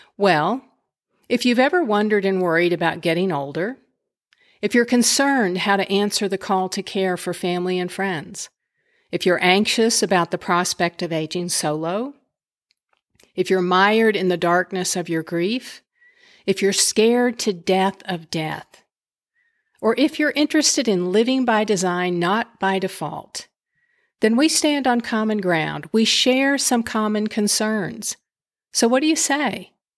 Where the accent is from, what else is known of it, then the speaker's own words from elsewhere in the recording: West Texas, United States; Growing up in West Texas